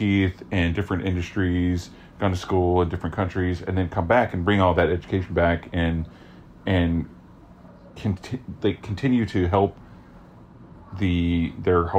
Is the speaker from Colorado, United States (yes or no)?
no; Lone Wolf, Oklahoma, United States; I'm from a very small town in Oklahoma. I know that growing up in Lone Wolf, Oklahoma